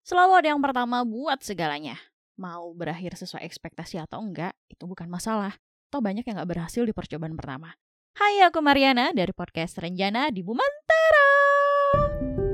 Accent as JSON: {"language": "Indonesian", "town": "Bandung", "region": "West Java", "country": "Indonesia", "tie": "born or raised there"}